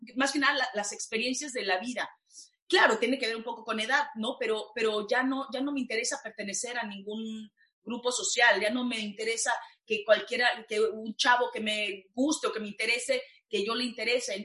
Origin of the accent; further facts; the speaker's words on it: Mexico; moved away; una actriz, mujer, latina, mexicana